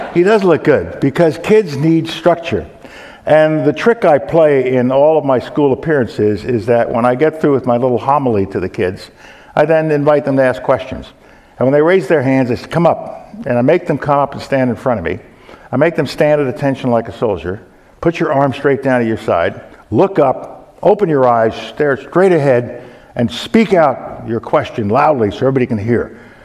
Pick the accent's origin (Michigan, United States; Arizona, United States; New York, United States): New York, United States; moved away; my hometown of New York